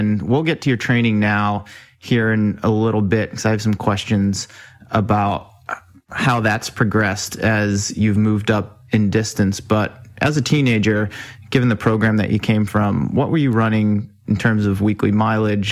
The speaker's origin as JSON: {"language": "English", "town": "Worcester", "region": "Massachusetts", "country": "United States", "said": "one thing Tim and I share in common is we are both from Worcester, Massachusetts"}